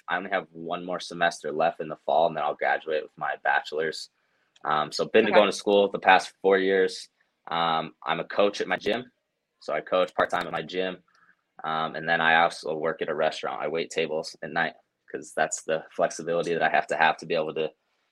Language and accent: English; Cedar City, Utah, United States; I'm from Cedar City, so that's actually where I was born and raised. And then I've just moved up to the northern part of Utah.